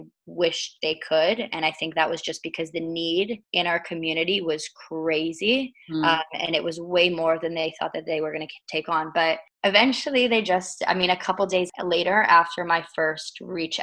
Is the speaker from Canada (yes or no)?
yes; Toronto, Ontario, Canada; also born or lived in United Kingdom; I was born there, although I was raised in Toronto.